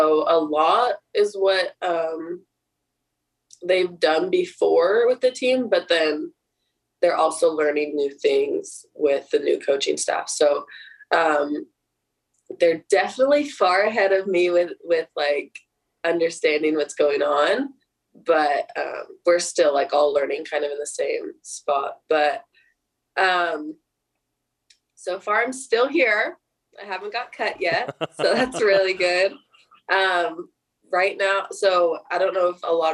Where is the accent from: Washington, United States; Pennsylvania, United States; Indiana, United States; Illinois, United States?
Washington, United States; moved away; it's like in my home state. It's really close to home